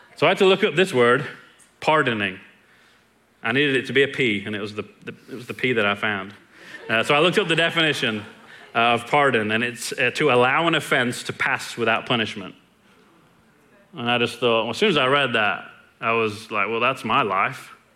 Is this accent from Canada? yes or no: no; England, United Kingdom; now in Longview, United States; was born and raised in England, and I've been in Longview for 20 years